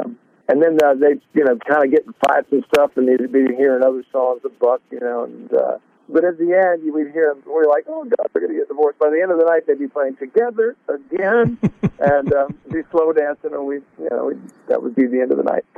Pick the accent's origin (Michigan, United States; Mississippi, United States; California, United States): California, United States; Sacramento; also born or lived in Southern Oregon; I grew up in Sac.